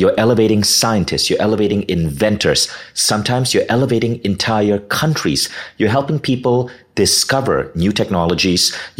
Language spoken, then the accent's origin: English; Malaysia; also born or lived in United States; I grew up in Malaysia. I lived in Malaysia most of my life. I moved to the US briefly for about 9 years.